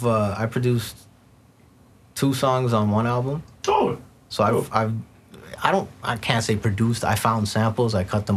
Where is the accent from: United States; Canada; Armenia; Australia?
Canada; being from here